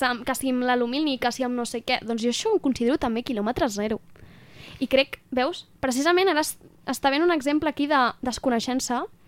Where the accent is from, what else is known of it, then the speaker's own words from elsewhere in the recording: Moià, Catalonia, Spain; d'on soc, del Moianès, Moia